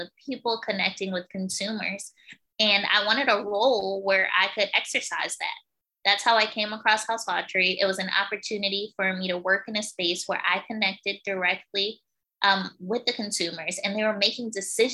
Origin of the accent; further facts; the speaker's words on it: New Jersey, United States; moved away; I'm actually originally from New Jersey.